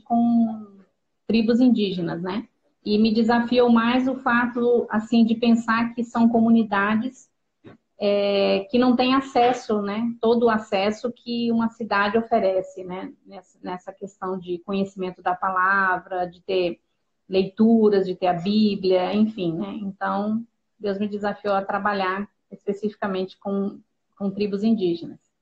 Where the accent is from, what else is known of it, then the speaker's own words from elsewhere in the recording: Pedro Juan Caballero, Amambay, Paraguay; moved away; Na época a gente morava no Paraguai, em Pedro Juan Cavalheiro.